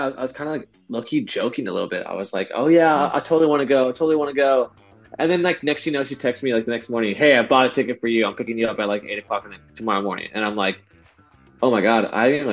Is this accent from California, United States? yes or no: yes; San Diego, California, United States; I grew up, I'm from San Diego, California